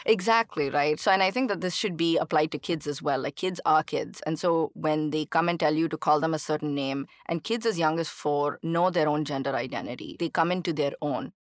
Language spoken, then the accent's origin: English; Chennai, Tamil Nadu, India; moved away as an adult; now in United States; growing up in India, especially in Chennai